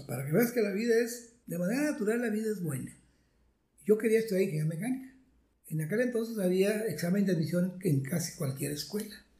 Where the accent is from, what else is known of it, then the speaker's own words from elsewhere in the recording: Santa Catarina, Nuevo León, Mexico; also born or lived in Monterrey; yo nací en Monterrey, en lo que hoy se llama San Jerónimo, pero por, ahí nací, pero era, Monterrey. Y de ahí nos fuimos como Santa Catarina, a La Fama, Nuevo León, a La Leona, Nuevo León. Y entonces, pues ahí me la pasé, una niñez mucho, muy agradable